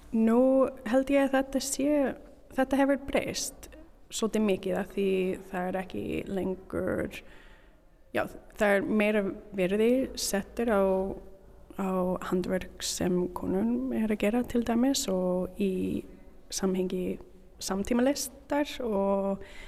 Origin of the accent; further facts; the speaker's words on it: Canada; Icelandic is a second language; moved away as an adult; now in Reykjavík, Iceland; Ég er síningarstjóri frá Kanada